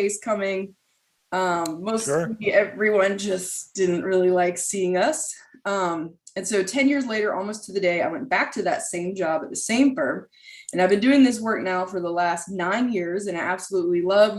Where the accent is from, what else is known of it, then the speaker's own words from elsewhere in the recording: Raleigh, North Carolina, United States; I did grow up here in Raleigh.